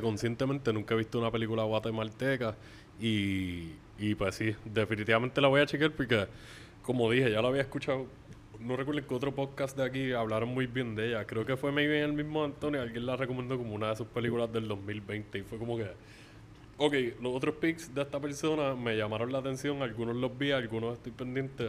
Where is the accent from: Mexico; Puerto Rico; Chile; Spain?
Puerto Rico; aquí en Puerto Rico